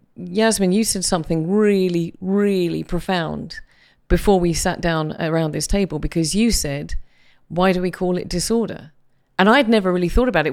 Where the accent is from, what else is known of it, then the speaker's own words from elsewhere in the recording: United Kingdom; as a British person